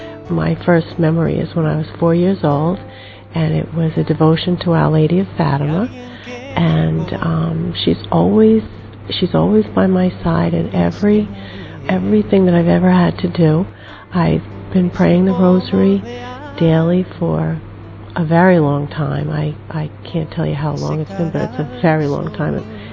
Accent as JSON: {"language": "English", "country": "United States", "said": "I'm from the United States"}